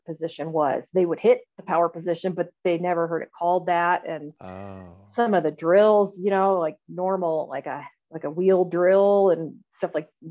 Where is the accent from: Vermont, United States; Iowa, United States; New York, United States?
Iowa, United States; Iowa City; moved away as an adult; also born or lived in East Coast / Nebraska; I was raised in Iowa